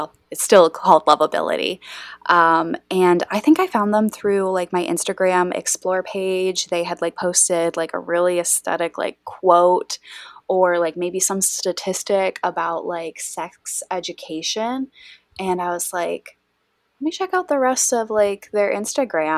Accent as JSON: {"language": "English", "region": "West Michigan", "country": "United States", "tie": "born or raised there", "said": "I grew up in Bible Belt, West Michigan, born and raised here"}